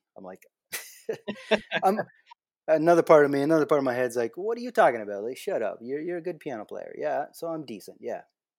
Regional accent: Ingersoll, Ontario, Canada; born or raised there; moved away as an adult; also born or lived in Austin, Texas

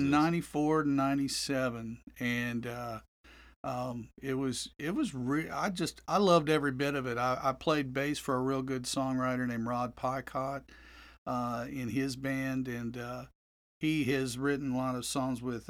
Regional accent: Joplin, Missouri, United States; also born or lived in Nashville; now in Tulsa, United States; I'm from Joplin, but I lived in Tulsa in the uh, from '68 to '76. Moved back in '98.

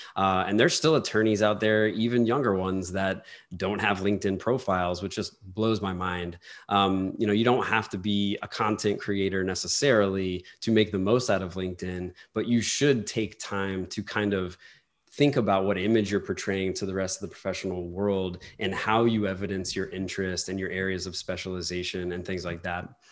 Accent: New Orleans, Louisiana, United States; I'm from New Orleans

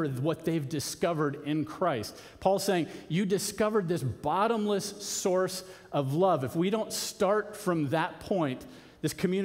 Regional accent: Arizona, United States; I grew up in Arizona

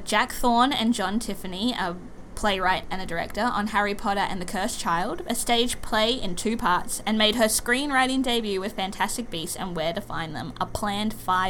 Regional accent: Australia; moved away as an adult; also born or lived in England

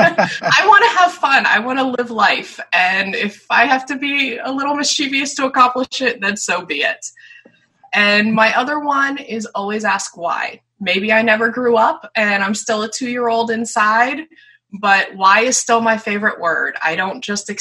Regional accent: north of Philadelphia, eastern Pennsylvania, United States; I grew up in eastern Pennsylvania, north of Philadelphia

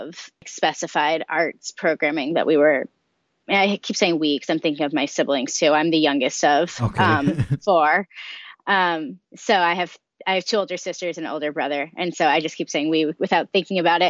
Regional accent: Marion, Massachusetts, United States; now in Marion, Illinois, United States; I'm originally from Marion, Massachusetts

